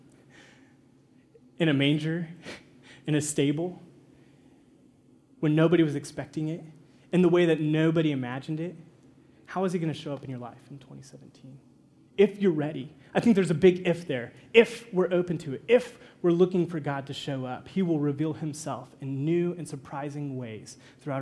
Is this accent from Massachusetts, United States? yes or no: no; Kansas, United States; moved away as an adult; In Kansas, where I'm from, there's no mountains